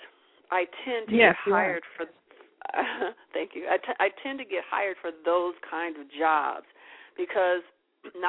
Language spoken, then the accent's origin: English; Chicago, Illinois, United States; moved away as an adult; also born or lived in New York; I'm from Chicago, but I moved before I really, really got entrenched in what I'm doing